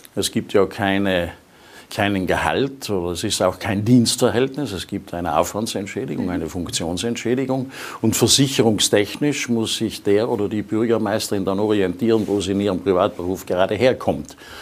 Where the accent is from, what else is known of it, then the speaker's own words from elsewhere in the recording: Sölden, Tyrol, Austria; in meiner Heimatgemeinde